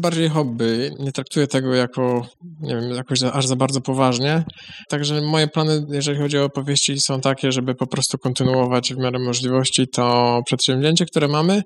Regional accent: Chodzież, Greater Poland, Poland; pochodzę z Chodzieży

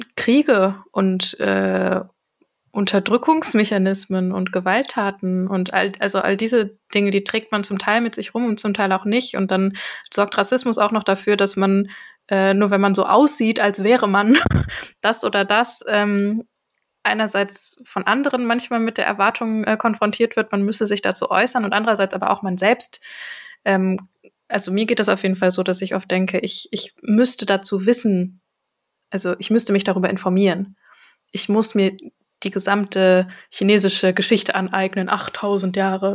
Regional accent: Germany; ich bin eine äh, in Deutschland geborene Person

